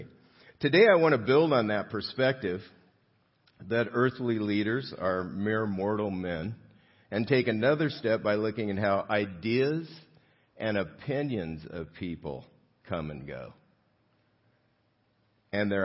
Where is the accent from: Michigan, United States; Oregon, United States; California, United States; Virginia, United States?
California, United States; South Gate; I grew up in Southgate, and which is closer to downtown L.A.